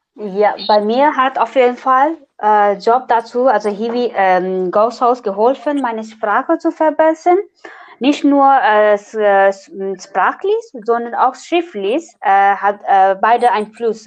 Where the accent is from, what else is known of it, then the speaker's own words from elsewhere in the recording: Nepal; German is a second language; now in Braunschweig, Germany; ich komme aus Nepal und studiere Erziehungswissenschaften an der TU Braunschweig